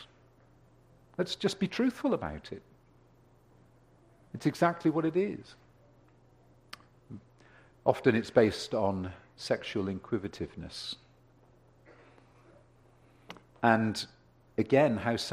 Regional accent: United Kingdom; now in Ontario, Canada; growing up in Europe

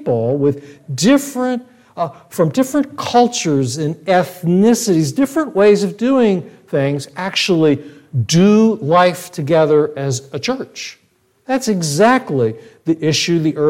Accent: United States; I speak to you as an American

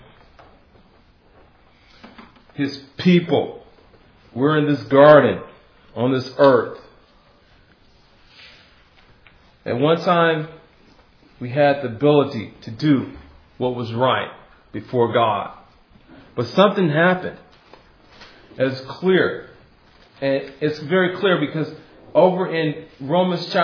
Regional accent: Midwest, United States; also born or lived in Hawaii; now in California, United States; I'm from the Midwest. Where I'm from, it gets very cold

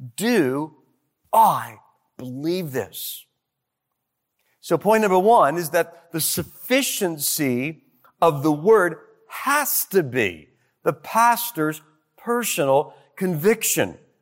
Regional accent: Detroit, Michigan, United States; I was from Detroit

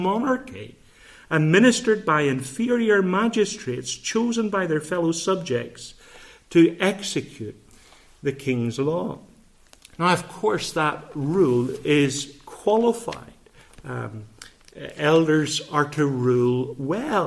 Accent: Bangor, Northern Ireland, United Kingdom; growing up in Rosemary Park in Bangor

